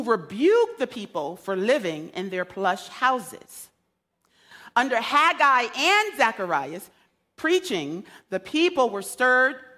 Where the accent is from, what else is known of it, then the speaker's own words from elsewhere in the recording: United States; I grew up in Beardsley Terrace